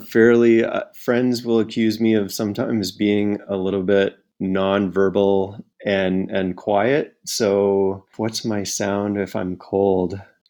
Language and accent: English; Drumheller, Alberta, Canada; born there; also born or lived in Calgary / Fort McMurray / Toronto / Winnipeg; So I was born in the Badlands of Drumheller, Alberta, but it was only the first 2 years of my life there. So I don't really remember too much.